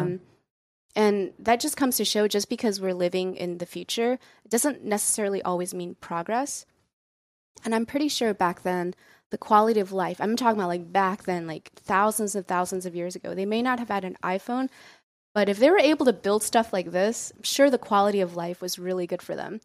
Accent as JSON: {"language": "English", "country": "United States", "tie": "born or raised there", "said": "our parents are immigrants, and so we, we, we come from a very strong, um, cultural background, but I think growing up in America"}